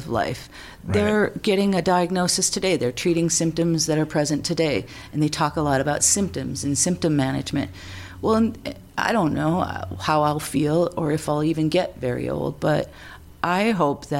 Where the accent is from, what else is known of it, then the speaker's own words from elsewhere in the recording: Sauk Centre, Minnesota, United States; moved away as an adult; also born or lived in California / Alaska; I grew up on a farm in a little town in the middle of Minnesota